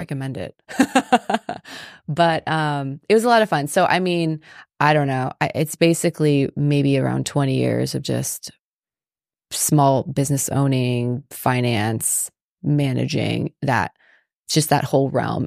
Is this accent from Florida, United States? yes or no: yes; Palm Beach County, South Florida, United States; moved away; I grew up in South Florida.